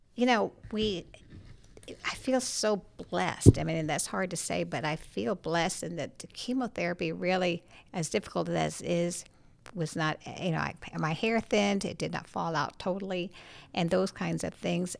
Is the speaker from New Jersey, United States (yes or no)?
no; St. Petersburg, Florida, United States; moved away as an adult; I grew up in Saint Petersburg, Florida